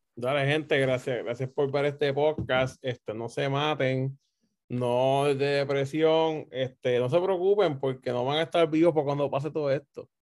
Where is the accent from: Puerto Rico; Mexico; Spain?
Puerto Rico; somos puertorriqueños